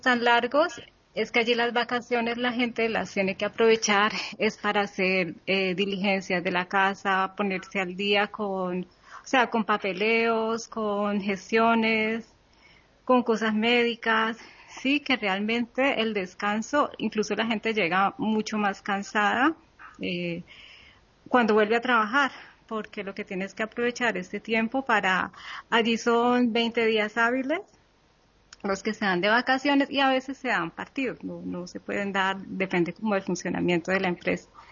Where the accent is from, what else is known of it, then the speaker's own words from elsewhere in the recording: Cali, Valle del Cauca, Colombia; moved away as an adult; en, en, Cali, en mi país